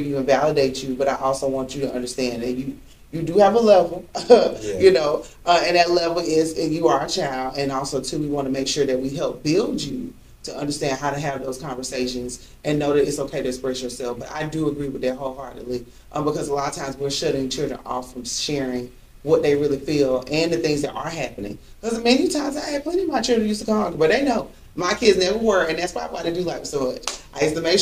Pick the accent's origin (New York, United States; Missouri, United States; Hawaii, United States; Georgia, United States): Georgia, United States; I grew up old school, too, from the South. Mm-hmm. No, born and raised in Georgia